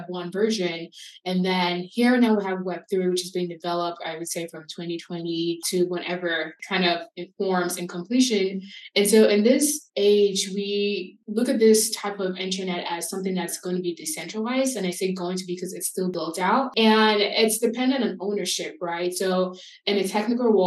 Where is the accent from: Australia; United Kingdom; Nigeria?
Nigeria; now in United States; as a Nigerian American immigrant and someone who grew up in a different country